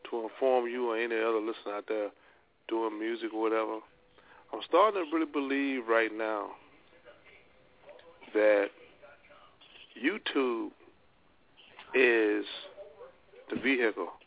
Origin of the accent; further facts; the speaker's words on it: Louisiana, United States; I'm from Louisiana.